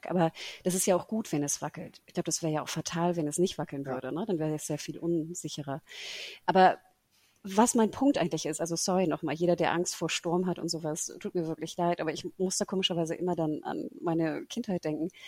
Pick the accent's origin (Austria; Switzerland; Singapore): Singapore; Wir sind ja ne, in Singapur natürlich groß geworden.